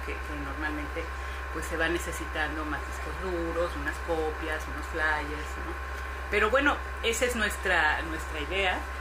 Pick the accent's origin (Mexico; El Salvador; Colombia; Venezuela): Mexico; moved away as an adult; now in Barcelona, Spain; yo soy mexicana, soy directora artística, trabajé para, para el cine en México durante muchos años